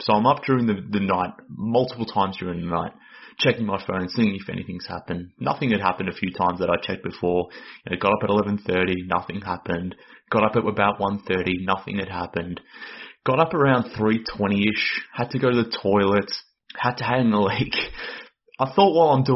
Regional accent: Australia; accent: Australian; based on my accent, but I'm based in Australia.

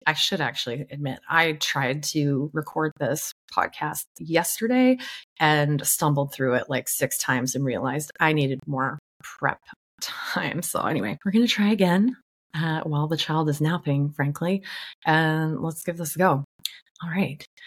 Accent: Vancouver, British Columbia, Canada; my hometown, Vancouver, Canada

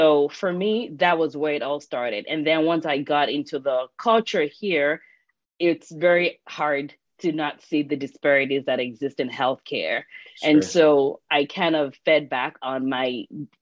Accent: Nigeria; moved away as an adult; I grew up in Nigeria

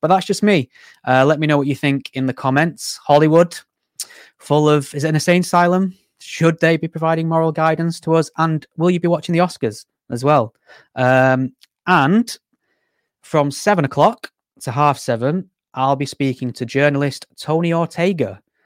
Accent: Greater Manchester, North West England, United Kingdom; I'm from Greater Manchester, so I'm very close to the sort of, you know, hotspot areas

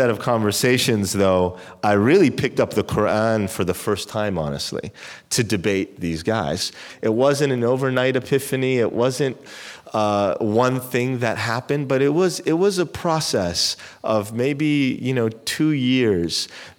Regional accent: Amman, Jordan; also born or lived in Europe; I was born in Amman.

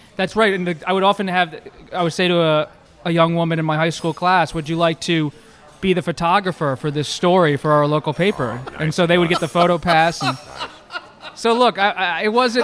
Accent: Philadelphia, Pennsylvania, United States; I grew up in the Philadelphia area when Ed Rendell was mayor.

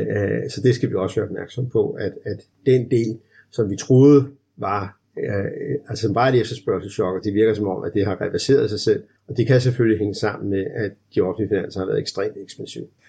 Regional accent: Denmark

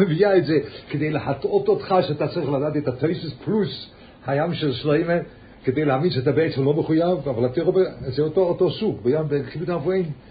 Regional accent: Lucerne, Switzerland; born or raised there; moved away

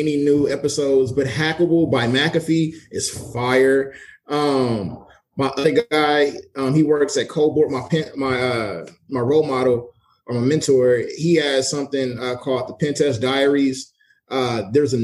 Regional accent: Los Angeles, California, United States; now in San Diego, United States; I'm from

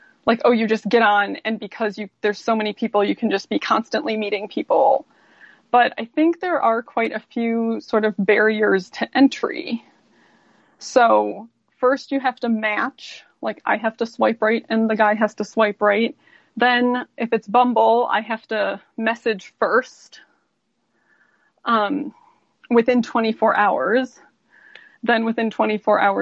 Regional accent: Cleveland, Ohio, United States; now in Utah, United States; I'm originally from Cleveland

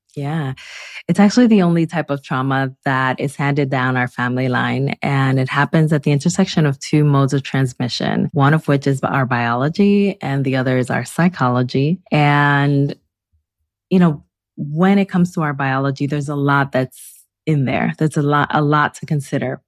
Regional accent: Newark, New Jersey, United States; also born or lived in Santo Domingo, Dominican Republic; I grew up both in the Dominican Republic and in Newark, New Jersey. So actually, in DR, I lived until I was five years old

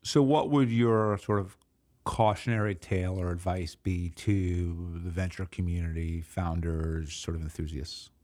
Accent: New York City, New York, United States; I'm a New Yorker

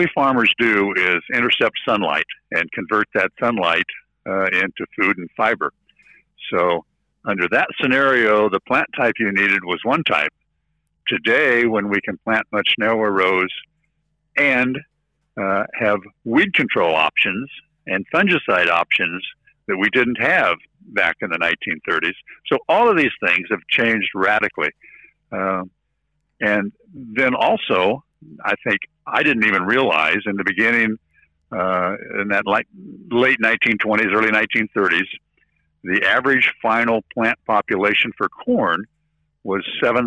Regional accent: near Des Moines, Iowa, United States; from Iowa, near Des Moines

